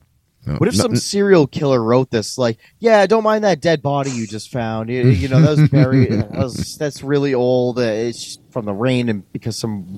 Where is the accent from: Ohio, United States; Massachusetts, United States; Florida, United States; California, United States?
Massachusetts, United States; in Massachusetts, in my hometown